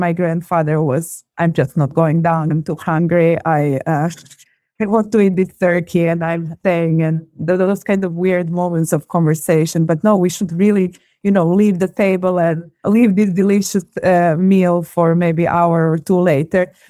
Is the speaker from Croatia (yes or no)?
yes; Zagreb, City of Zagreb, Croatia; born and raised in Zagreb, which is the capital of Croatia